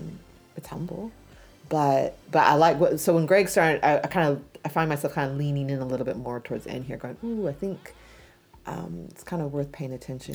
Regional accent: United States; now in New Zealand; I'm American

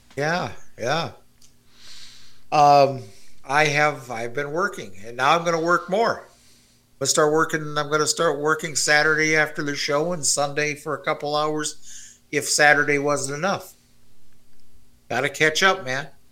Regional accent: Canada; As a Canadian

